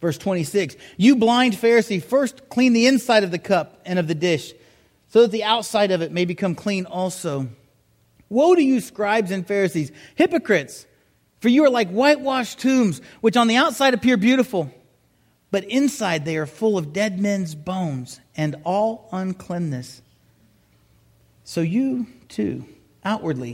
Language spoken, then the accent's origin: English; South Miami, Florida, United States; moved away; also born or lived in Huntsville; I grew up down in South Miami